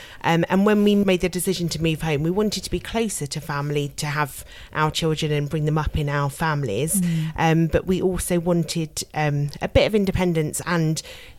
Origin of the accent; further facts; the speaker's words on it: London, United Kingdom; also born or lived in Melbourne, Australia; I grew up in North London, yeah.